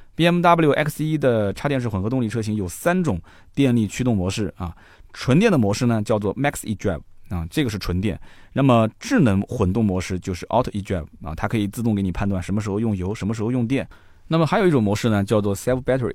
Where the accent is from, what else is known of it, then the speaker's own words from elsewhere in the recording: southern China, China; 我虽然作为一个南方人